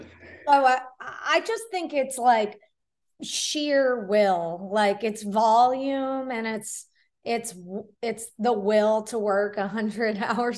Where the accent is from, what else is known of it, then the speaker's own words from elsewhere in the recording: Florida, United States; moved away as an adult; also born or lived in New Zealand / New York; I grew up in Florida